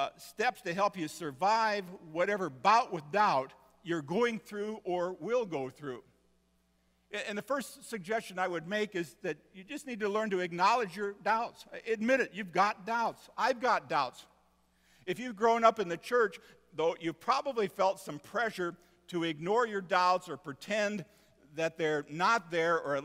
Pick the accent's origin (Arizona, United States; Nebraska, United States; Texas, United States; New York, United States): Nebraska, United States; Seward; I grew up in Seward, Nebraska, where I went to St. John's Lutheran grade school